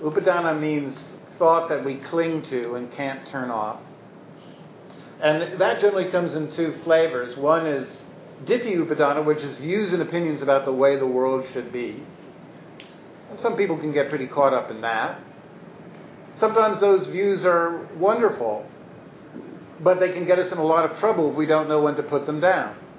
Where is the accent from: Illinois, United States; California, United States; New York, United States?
New York, United States; Brooklyn; I was from Brooklyn